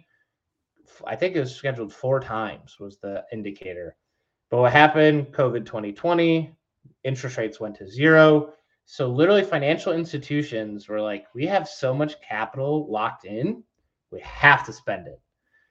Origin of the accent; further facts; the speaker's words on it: Detroit, Michigan, United States; moved away; I'm from Detroit.